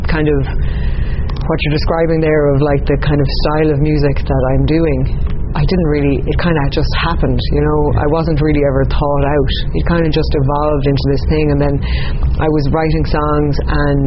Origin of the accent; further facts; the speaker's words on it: Ennis, Munster, Ireland; also born or lived in East County Clare; I grew up in Ennis in County Clare